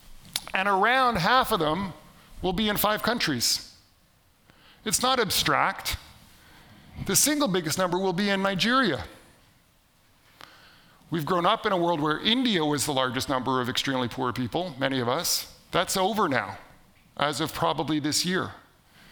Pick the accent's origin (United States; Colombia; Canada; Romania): Canada; am from Canada